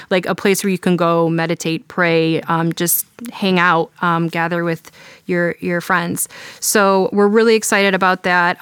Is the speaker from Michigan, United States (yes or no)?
yes; Detroit, Michigan, United States; now in Cleveland, United States; I grew up in Detroit